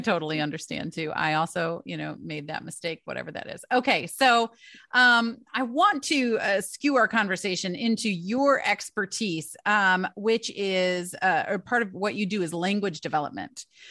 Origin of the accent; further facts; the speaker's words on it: Michigan, United States; now in East Coast, United States; I am from Michigan, so, uh, my entire family's in Michigan. I live over on the East Coast now